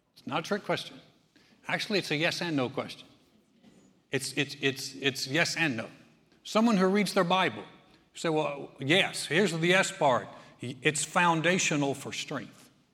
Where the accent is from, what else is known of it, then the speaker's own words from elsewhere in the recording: North Carolina, United States; I'm from North Carolina.